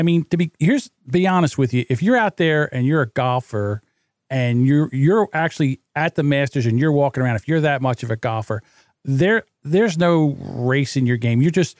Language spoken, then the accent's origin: English; the North, United States; I'm from the North